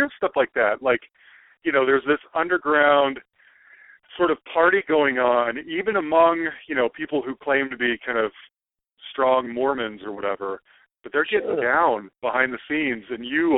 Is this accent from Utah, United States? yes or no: yes; Salt Lake City, Utah, United States; moved away; I'm originally from Salt Lake City